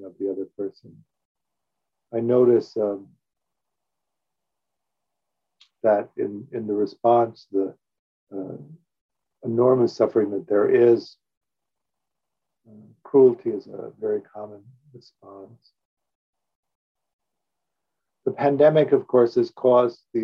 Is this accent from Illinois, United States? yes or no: yes; Evanston, Illinois, United States; I grew up in Evanston, Illinois